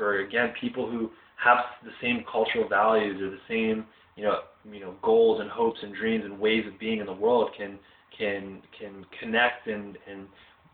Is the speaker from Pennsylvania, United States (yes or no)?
yes; Philadelphia, Pennsylvania, United States; I grew up in the Pennsylvania, Philadelphia area